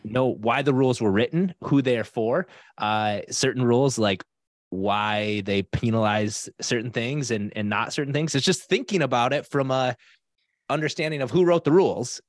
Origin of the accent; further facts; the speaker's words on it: South Dakota, United States; now in Minnesota, United States; I grew up in South Dakota